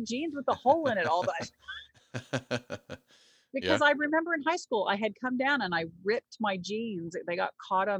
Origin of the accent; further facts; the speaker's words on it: Texas, United States; also born or lived in New Jersey; when we moved back to Texas, right before my junior year